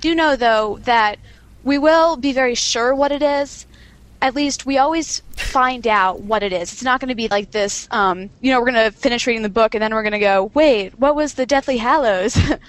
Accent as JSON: {"language": "English", "town": "Silver Spring", "region": "Maryland", "country": "United States", "said": "I'm from Silver Spring, Maryland. 16 years old."}